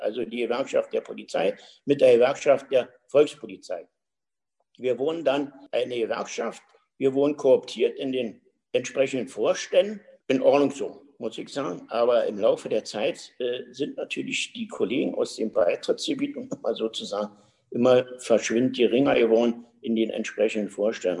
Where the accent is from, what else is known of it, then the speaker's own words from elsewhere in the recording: Berlin, Germany; bin in Berlin geboren, und äh, so spreche ich ja auch noch und das will ich auch pflegen weiterhin